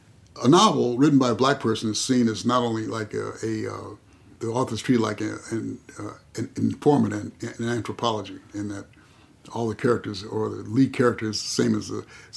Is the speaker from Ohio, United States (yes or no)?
no; El Cerrito, California, United States; I came from El Cerrito, where, you know, the neighborhoods were safe and the police saw to it that they were safe.